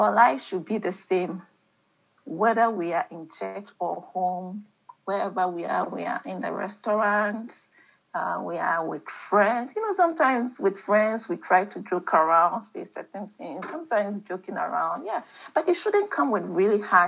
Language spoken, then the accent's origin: English; Ghana; I'm talking about Ghana, and I was brought up in Ghana